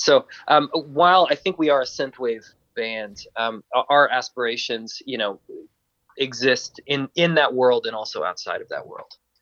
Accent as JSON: {"language": "English", "region": "Georgia", "country": "United States", "said": "I'm from Georgia in in the U.S."}